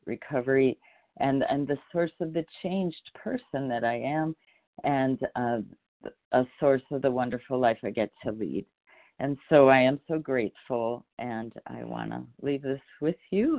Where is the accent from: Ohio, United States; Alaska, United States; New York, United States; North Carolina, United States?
Ohio, United States; also born or lived in California; now in Utah, United States; I, I was born in Ohio